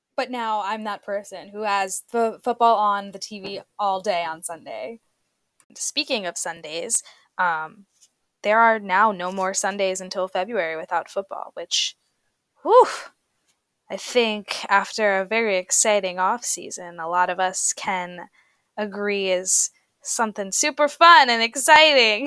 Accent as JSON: {"language": "English", "region": "New Jersey", "country": "United States", "said": "I'm from New Jersey"}